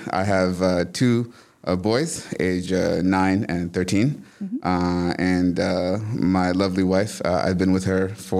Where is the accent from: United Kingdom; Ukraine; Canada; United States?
United States; Hoboken, New Jersey; now in Tifton, United States; So I'm from New Jersey. Uh-huh. I was born in a small town in New Jersey called Hoboken, which is also known for being the birthplace of Frank Sinatra.